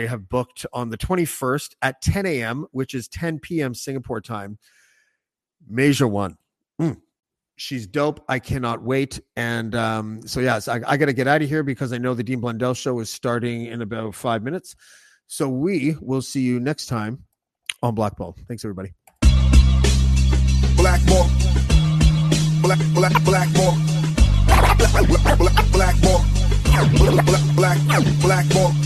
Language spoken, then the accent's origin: English; Canada; I'm from Canada